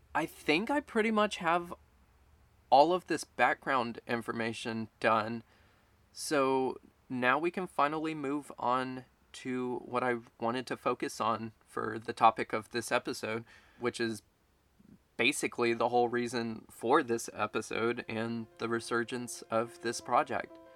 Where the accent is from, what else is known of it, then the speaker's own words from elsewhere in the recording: Baytown, Texas, United States; now in San Marcos, United States; the local mall in Baytown, Texas, which is where I'm from